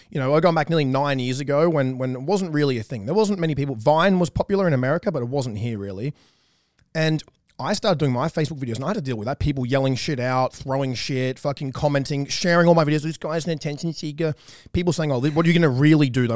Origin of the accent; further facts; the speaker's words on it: about an hour from Newcastle, New South Wales, Australia; we are from the same, pretty much the same hometown. I grew up about an hour away from her, but we've both lived in the same town of Newcastle